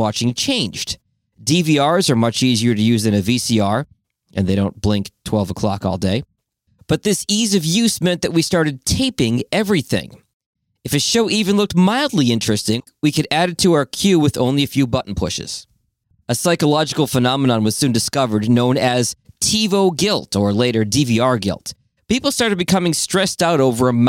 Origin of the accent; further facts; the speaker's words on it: Boston, Massachusetts, United States; moved away; I grew up in Boston